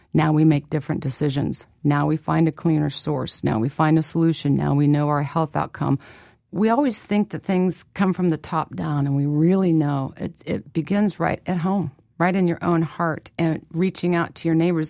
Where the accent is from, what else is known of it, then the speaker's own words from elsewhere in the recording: Midwest, United States; I was born and raised in the Midwest